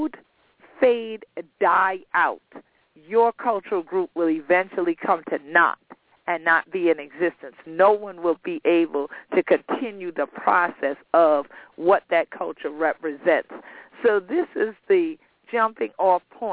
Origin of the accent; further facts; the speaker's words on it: St. Helena Island, South Carolina, United States; I'm from St. Helena Island in Beaufort County, South Carolina